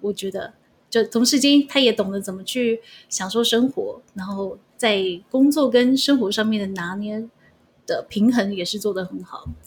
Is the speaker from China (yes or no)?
no; Taiwan; moved away; 我们都是台湾人